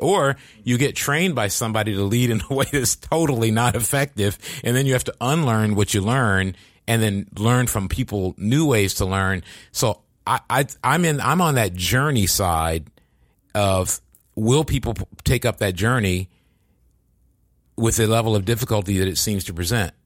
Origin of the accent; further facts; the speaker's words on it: East Coast, United States; moved away as an adult; now in Silicon Valley, United States; I'm from the East Coast